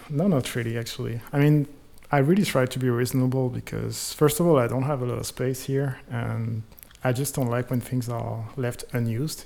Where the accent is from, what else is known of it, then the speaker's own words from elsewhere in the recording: Clermont-Ferrand, Auvergne-Rhône-Alpes, France; moved away; In France, uh, in a kind of small town in the in the middle of the country. It's called Clermont-Ferrand